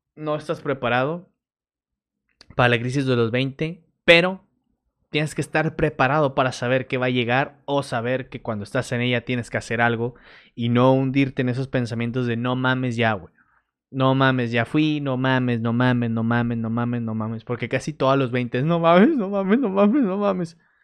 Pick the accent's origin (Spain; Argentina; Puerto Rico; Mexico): Mexico; Torreón, Coahuila; now in Monterrey, Mexico; yo soy de Torreón